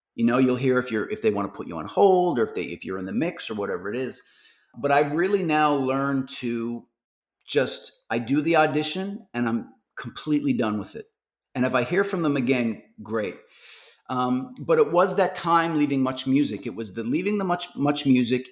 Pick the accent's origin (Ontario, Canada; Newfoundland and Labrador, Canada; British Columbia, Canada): Newfoundland and Labrador, Canada; moved away; I'm from Newfoundland